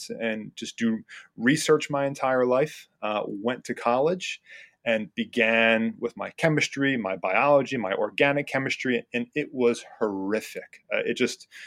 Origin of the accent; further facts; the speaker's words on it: New Jersey, United States; moved away as an adult; also born or lived in South Carolina; now in Reading, United States; I was born and raised in New Jersey